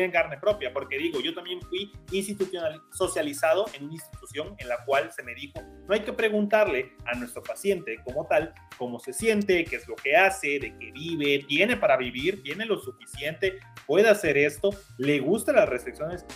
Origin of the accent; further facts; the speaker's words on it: Campeche, Mexico; moved away; also born or lived in Tizimín; yo soy de Campeche, nunca había estado en Tizimín